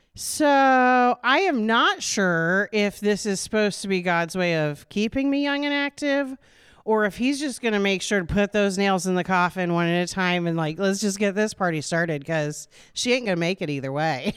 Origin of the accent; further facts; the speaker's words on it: Des Moines, Iowa, United States; moved away as an adult; also born or lived in Norwalk, Iowa; now in Indianola, United States; I grew up in Des Moines, on the east side over by the state fairgrounds